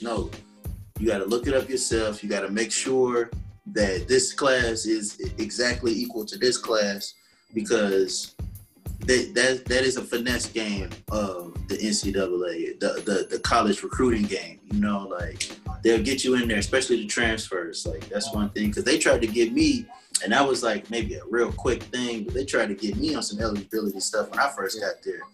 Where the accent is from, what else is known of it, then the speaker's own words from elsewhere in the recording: Southfield, Michigan, United States; I would say I'm from Detroit or whatever, but you know, I'm Southfield